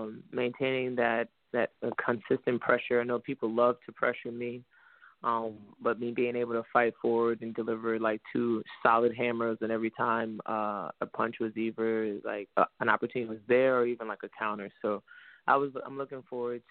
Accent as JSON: {"language": "English", "town": "New York City", "region": "New York", "country": "United States", "moved": "yes", "lives_now": "Houston, United States", "said": "I'm from New York City"}